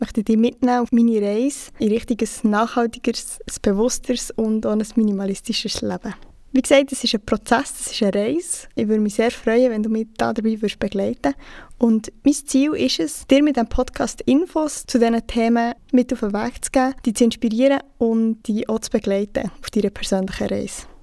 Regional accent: Bern, Switzerland; ich bin 26 und ich komme aus Bern

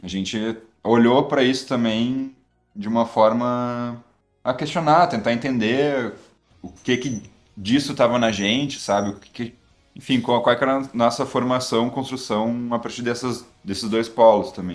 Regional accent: Porto Alegre, Rio Grande do Sul, Brazil; accent: gaúcho, porto-alegrense; o sotaque gaúcho, porto-alegrense

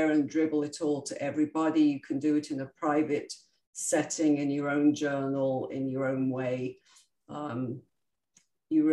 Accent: United Kingdom; I'm very British and we were always brought up that you stuff down your emotions

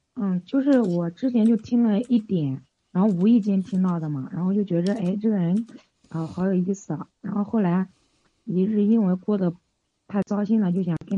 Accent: Nanjing, Jiangsu, China; 就是用用我们南京话讲

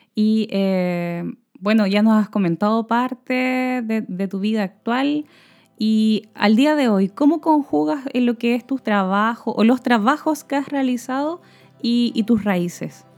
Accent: Chile

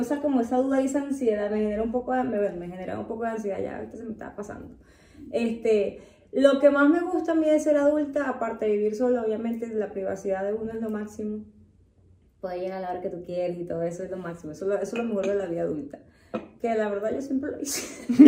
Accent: Venezuela; now in Mexico; la mayoría de nosotros los venezolanos

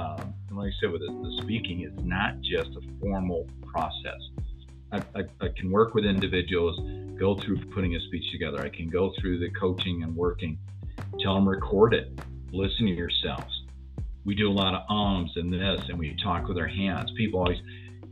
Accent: Denver, Colorado, United States; I grew up as a white Japanese Buddhist here in Denver

